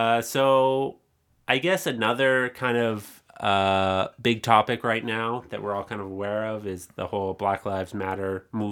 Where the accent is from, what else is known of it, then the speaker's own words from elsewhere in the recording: Canada; I am from Canada. I was born here.